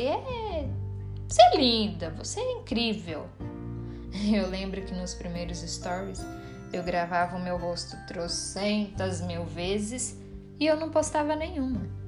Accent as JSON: {"language": "Portuguese", "country": "Brazil", "accent": "caipira", "said": "eu falei igual uma caipira agora, né? Eu sou caipira mesmo."}